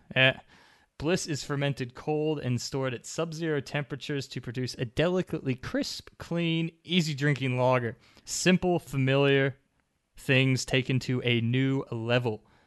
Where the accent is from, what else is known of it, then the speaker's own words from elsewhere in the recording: Canada; now in Australia; Growing up in Canada